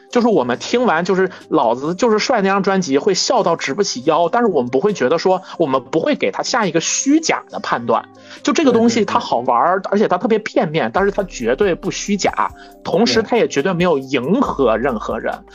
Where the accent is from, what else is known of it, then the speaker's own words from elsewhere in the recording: China; 我们中国人